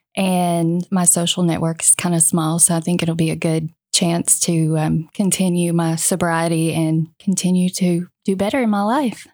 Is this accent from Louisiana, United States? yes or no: no; Virginia, United States; moved away as an adult; now in Arkansas, United States; I'm from Virginia